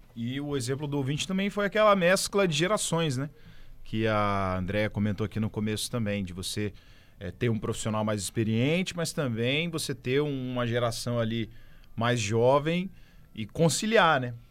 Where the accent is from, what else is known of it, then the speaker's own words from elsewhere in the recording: Santo Antônio, Brazil; eu sou de Santo Antônio